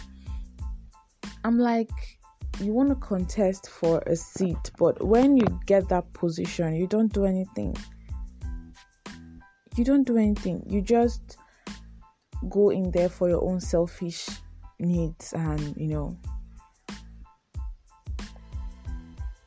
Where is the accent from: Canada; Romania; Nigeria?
Nigeria; I'm a Nigerian. Yes, I'm a Nigerian living in Nigeria